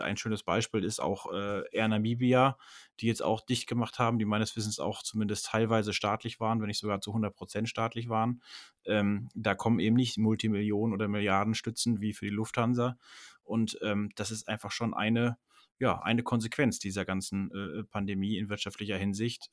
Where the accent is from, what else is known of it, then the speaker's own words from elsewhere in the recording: Germany; bei uns in Deutschland